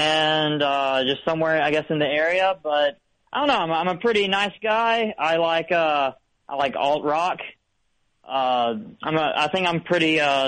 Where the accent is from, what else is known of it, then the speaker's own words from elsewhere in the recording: Alabama, United States; now in New York City, United States; I'm actually from Alabama